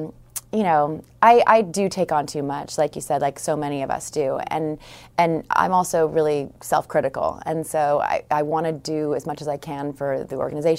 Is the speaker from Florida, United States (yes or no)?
no; California, United States; I'm from Northern California in the East Bay area of San Francisco.